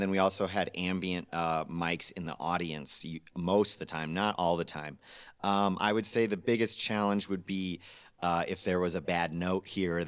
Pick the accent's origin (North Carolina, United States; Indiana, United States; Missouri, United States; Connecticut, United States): Indiana, United States; South Bend; moved away; I'm from South Bend, Indiana, and my cousin still lives there